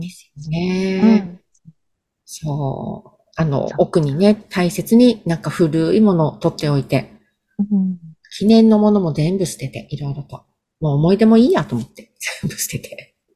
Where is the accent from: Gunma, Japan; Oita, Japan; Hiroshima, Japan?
Gunma, Japan; now in Tokyo, Japan; 私、群馬県出身なんですけれども